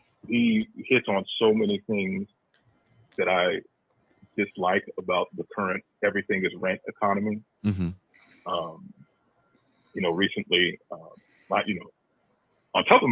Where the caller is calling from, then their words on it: Cleveland, Ohio, United States; calling from Cleveland, Ohio.